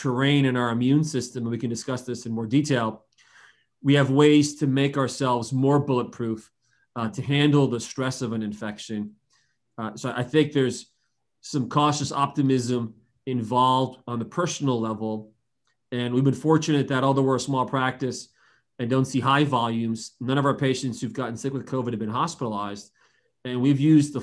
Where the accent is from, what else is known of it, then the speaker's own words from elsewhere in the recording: New Jersey, United States; accent: New Jersey; moved away as an adult; also born or lived in Northern Virginia; now in Tysons Corner, United States; I'm an internist by training, a native of New Jersey who's wound up here 16 years ago